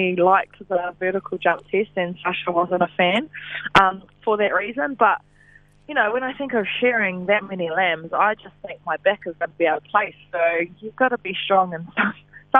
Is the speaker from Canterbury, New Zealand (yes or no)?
no; Ruatoki, Bay of Plenty, New Zealand; I grew up in Ruatoki, a very small town, probably less than 1,000 people. In the Eastern Bay of Plenty